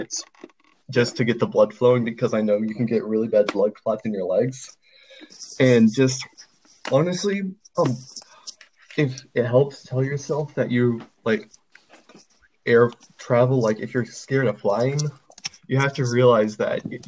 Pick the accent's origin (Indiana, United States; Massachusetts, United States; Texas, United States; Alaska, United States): Texas, United States; Wichita Falls; moved away as an adult; my hometown, Wichita Falls